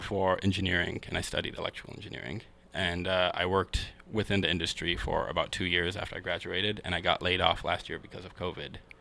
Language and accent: English; Seattle, Washington, United States; also born or lived in Kenya; So I was born here in uh, Seattle in the Central District, and uh, when I was three, I moved back to Kenya with my mom and my sister, and I lived there for about ten years. Mm-hmm. And when I was thirteen, I moved back to Seattle